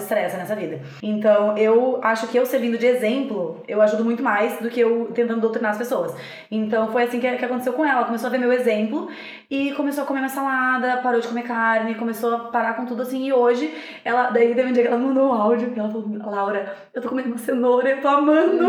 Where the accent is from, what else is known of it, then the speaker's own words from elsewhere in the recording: Rio Grande do Sul, Brazil; eu sou gaúcha